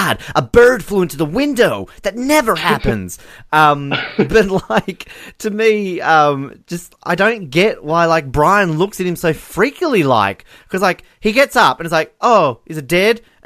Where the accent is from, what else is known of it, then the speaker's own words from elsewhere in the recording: Australia; we're Australian